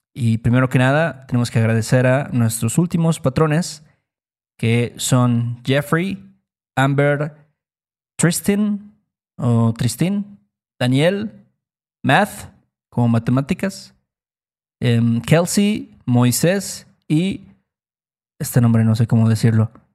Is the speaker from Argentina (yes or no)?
no; Mexico; nosotros como mexicanos